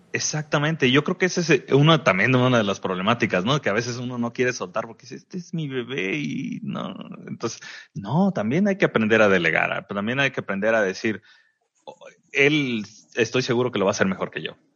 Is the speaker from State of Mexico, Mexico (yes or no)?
no; Veracruz, Mexico; now in Tijuana, Mexico; de Veracruz, que mi, mi tierra